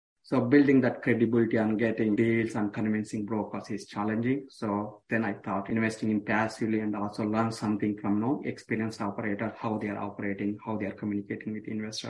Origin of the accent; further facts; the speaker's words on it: South India, India; moved away as an adult; also born or lived in Wilson, North Carolina; now in United States; So basically, I'm from South India and I came to US around 2007